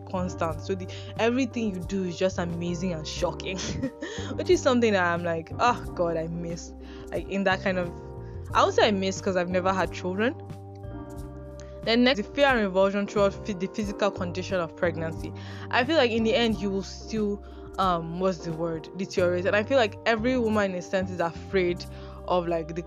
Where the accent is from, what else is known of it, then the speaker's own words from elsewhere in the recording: Nigeria; as a Nigerian